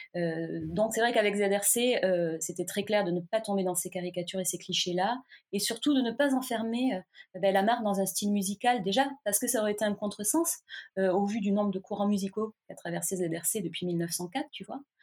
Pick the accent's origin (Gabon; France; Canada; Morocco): France; south of France; je viens du sud de la France, je suis née vraiment dans les champs de vigne.